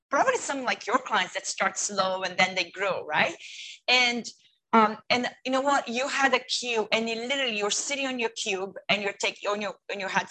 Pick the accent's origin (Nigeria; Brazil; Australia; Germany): Brazil; English is a second language; moved away as an adult; also born or lived in United States; now in Hong Kong; I am from Brazil, originally from Brazil